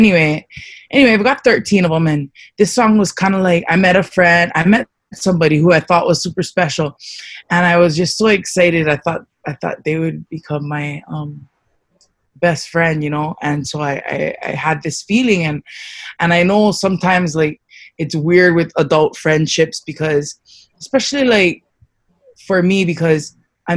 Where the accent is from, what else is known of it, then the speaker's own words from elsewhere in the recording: Hawaii, United States; also born or lived in Louisiana / Waimanalo; I was raised mostly in Hawaii with one of my sisters